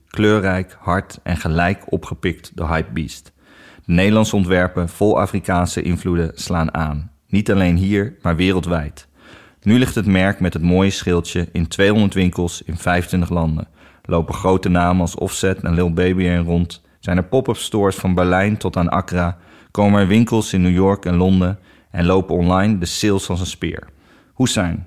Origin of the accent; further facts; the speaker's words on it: near Arnhem, Gelderland, Netherlands; Eh, ik kom zelf helemaal niet uit Amsterdam. Ik kom eh, uit de buurt van Arnhem.